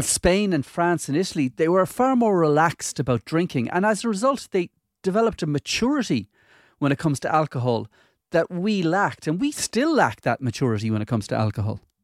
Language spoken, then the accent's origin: English; Galway, Connacht, Ireland; I grew up in Galway